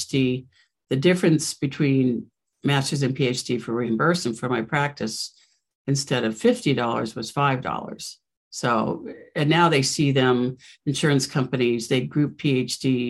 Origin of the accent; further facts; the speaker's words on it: West Coast, United States; moved away; also born or lived in New York; I'm from the West Coast and I wanted to get back to the West Coast